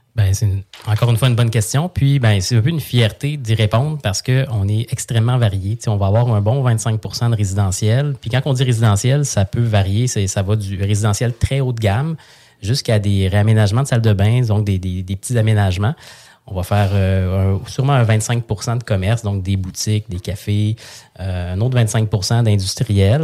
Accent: Saint-Hyacinthe, Quebec, Canada; moved away; je viens de Saint-Hyacinthe, je viens d'une famille

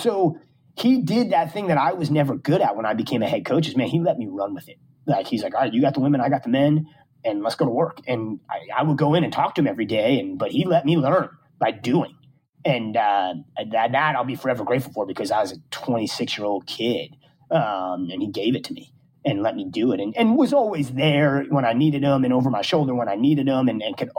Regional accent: Long Island, New York, United States; I'm from Long Island

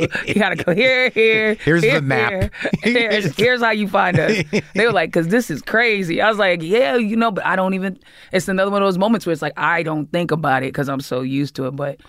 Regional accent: Boston, Massachusetts, United States; also born or lived in Georgia; I was born in Georgia, but I moved to Boston before I was even a year old. I don't remember even living in Georgia.

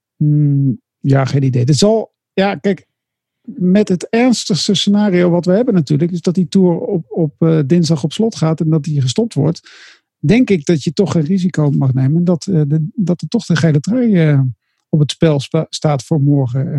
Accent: Netherlands; als Nederlander

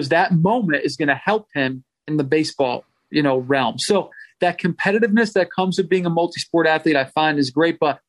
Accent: New England, United States; I grew up in New England

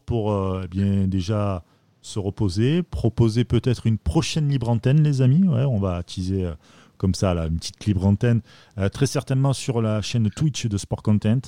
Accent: Marseille, Provence-Alpes-Côte d'Azur, France; en tant que Marseillais

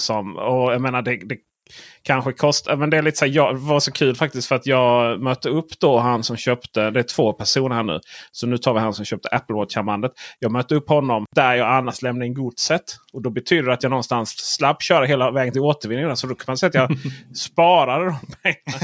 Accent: near Bräkne-Hoby, Blekinge, Sweden; moved away; jag är uppvuxen rätt nära Bräkne-Hoby

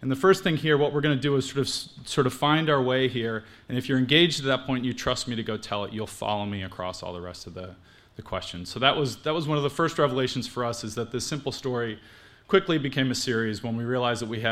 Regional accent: Los Angeles, California, United States; I come from Los Angeles.

